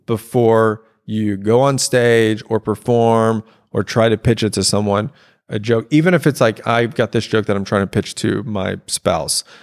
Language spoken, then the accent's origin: English; Louisiana, United States; I have my specific life of growing up in Louisiana